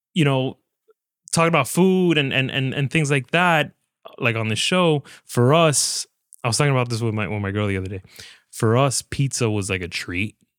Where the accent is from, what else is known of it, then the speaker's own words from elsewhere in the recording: Hialeah, Florida, United States; Born and raised in Hialeah, Florida